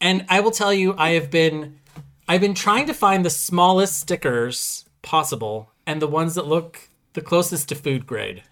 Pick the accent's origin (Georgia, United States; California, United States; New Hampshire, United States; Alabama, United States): California, United States; also born or lived in upstate New York; now in New York, United States; I was born and raised in California, and I moved across country, and now I live in upstate New York